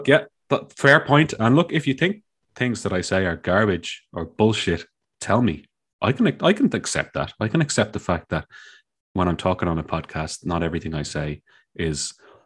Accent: Dublin, Leinster, Ireland; I'm from Dublin, and I've lived in Dublin my whole life

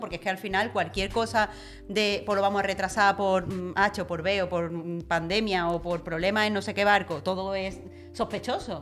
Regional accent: Andalusia, Spain; moved away as an adult; yo soy de Andalucía

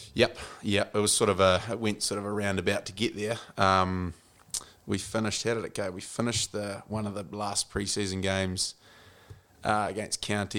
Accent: Central Otago, New Zealand; moved away as an adult; also born or lived in Bay of Plenty / Tasman; Grew up in, uh, in the Media Toto, Central Otago

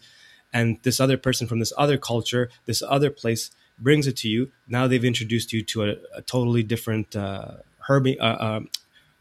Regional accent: Toronto, Ontario, Canada; moved away; Originally, I'm from Canada, from Toronto, Ontario, a very big city

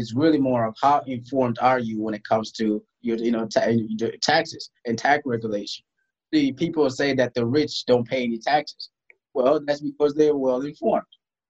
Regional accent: DR Congo; also born or lived in South Sudan; Growing up in Africa, I grew up in Congo. I was born in South Sudan. I grew up in Congo because we had a civil war that was happening at the time in South Sudan.

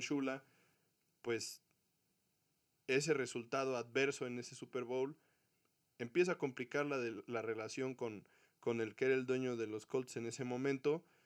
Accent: Mexico; para todos los mexicanos que somos aficionados al fútbol americano

